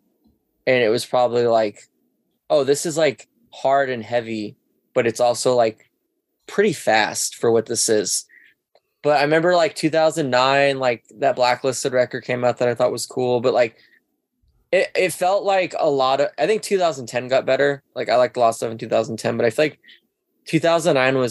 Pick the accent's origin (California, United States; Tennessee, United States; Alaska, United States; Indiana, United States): Alaska, United States; moved away; growing up in Alaska